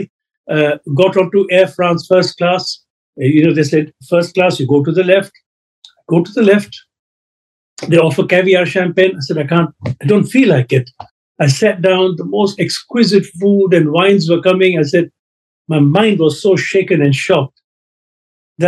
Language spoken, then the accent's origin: English; Kenya; now in United Kingdom; I was born in Africa, in Kenya.